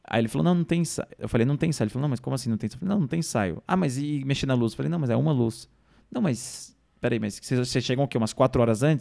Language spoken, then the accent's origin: Portuguese; Minas Gerais, Brazil; E eu sou mineiro.